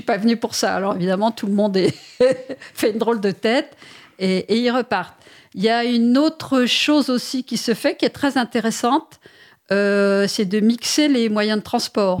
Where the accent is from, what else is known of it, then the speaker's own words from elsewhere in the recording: Paris, Île-de-France, France; je suis parisienne pur jus